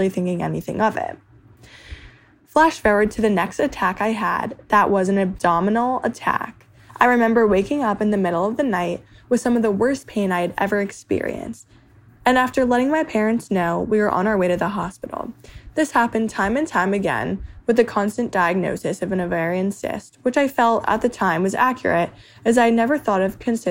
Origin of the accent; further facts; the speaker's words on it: New Jersey, United States; moved away as an adult; now in Pittsburgh, United States; I'm from New Jersey and I'm 21 years old